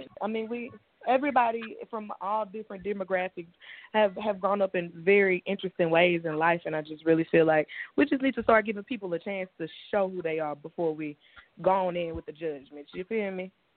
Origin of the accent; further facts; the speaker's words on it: Shreveport, Louisiana, United States; my hometown, I'm born and raised in Shreveport. We're northwest Louisiana